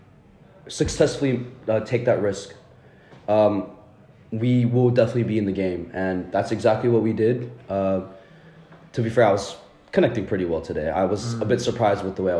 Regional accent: Texas, United States; moved away as an adult; now in England, United Kingdom; I am coming from Texas, from America. I'm currently here for uni.

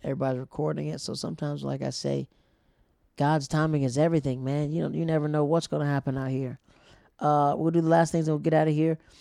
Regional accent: Florida, United States; now in New York City, United States; I'm from Florida

